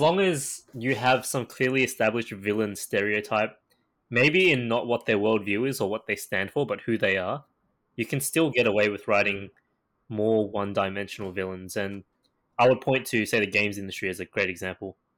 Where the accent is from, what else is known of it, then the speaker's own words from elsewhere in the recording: Australia; I am Asian Australian